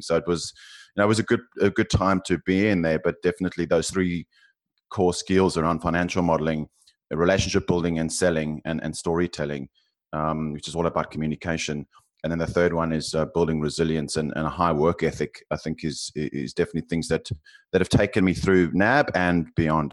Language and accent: English; South Africa; accent: South African; now in Australia; you can probably tell from my accent, I'm South African, um, living in Australia